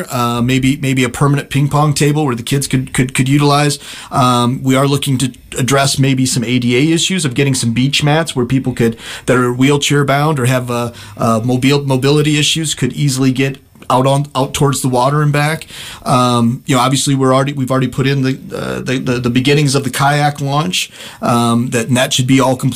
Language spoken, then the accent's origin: English; La Porte, Indiana, United States; I grew up in LaPorte, Indiana, where we were always in the parks